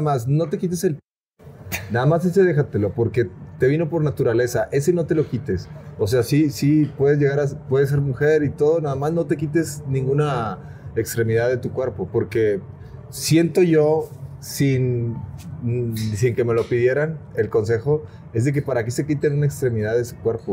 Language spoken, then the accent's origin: Spanish; Monterrey, Nuevo León, Mexico; accent: norteño; Vengo de Monterrey